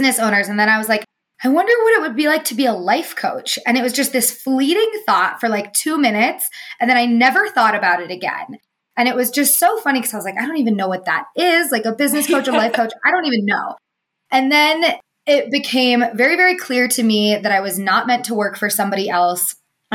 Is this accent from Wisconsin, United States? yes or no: no; Truckee, California, United States; also born or lived in Colorado; I grew up in Northern California